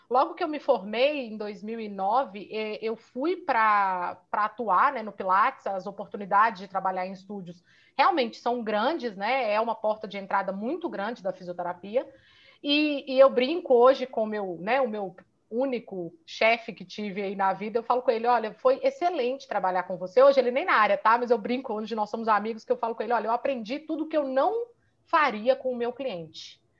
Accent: Minas Gerais, Brazil; eu sou fisioterapeuta, sou daqui de Minas.

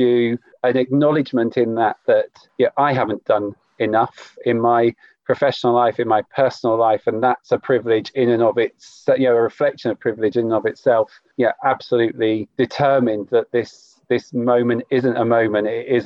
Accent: Cornwall, South West England, United Kingdom; I grew up in Cornwall

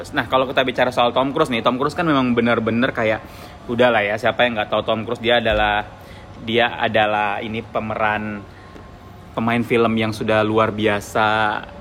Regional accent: Palembang, South Sumatra, Indonesia; now in Balikpapan, Indonesia; aku dari Palembang ya.

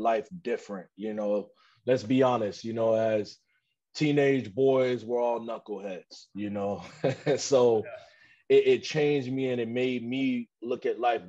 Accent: Chicago, Illinois, United States; growing up in Chicago

